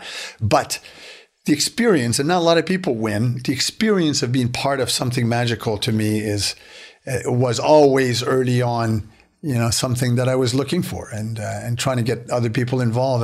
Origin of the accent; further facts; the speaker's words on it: Beaconsfield, Quebec, Canada; I grew up in Beaconsfield in, in the West Island